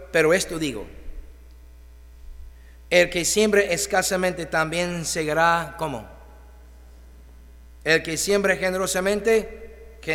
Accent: Mexico; Llegar tarde no es excelente pues somos mexicanos y así es México.

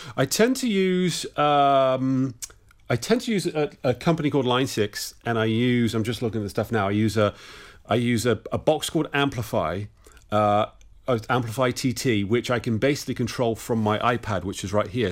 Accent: Bristol, South West England, United Kingdom; I'm actually from Bristol in the southwest of England.

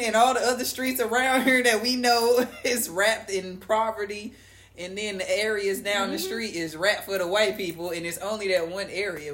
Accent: St. Louis, Missouri, United States; We're from St. Louis

